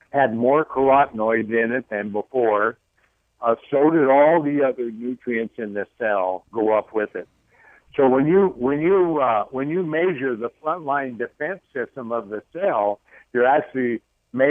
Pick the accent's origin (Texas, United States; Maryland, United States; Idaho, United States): Idaho, United States; I'm from Idaho